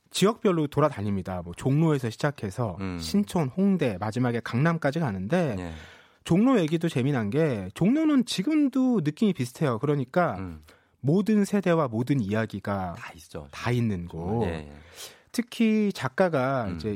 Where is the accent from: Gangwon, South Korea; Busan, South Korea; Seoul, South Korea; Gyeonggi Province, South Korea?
Gyeonggi Province, South Korea; Hanam; 제가 경기도 하남에서 자랐기 때문에